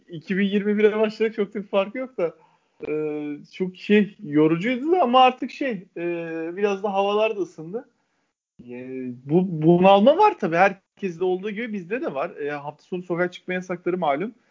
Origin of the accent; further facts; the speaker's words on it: İzmir, Turkey; ben bir İzmirli olarak